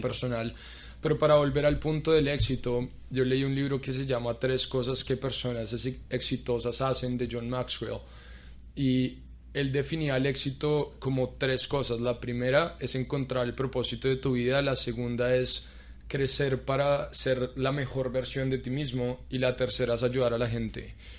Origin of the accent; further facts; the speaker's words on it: Colombia; moved away as an adult; also born or lived in Arkansas; now in Orlando, United States; también soy colombiano